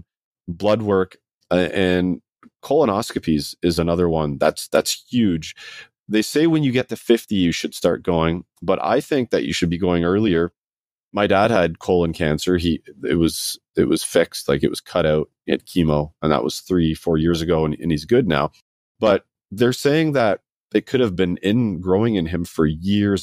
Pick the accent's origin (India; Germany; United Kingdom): United Kingdom; Scotland; I was born in Scotland.